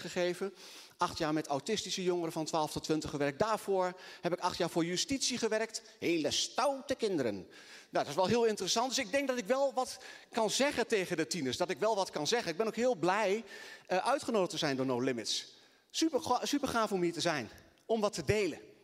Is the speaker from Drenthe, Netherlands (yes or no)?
yes; Assen, Drenthe, Netherlands; also born or lived in Twente; ik kom eh, eh, uit Assen.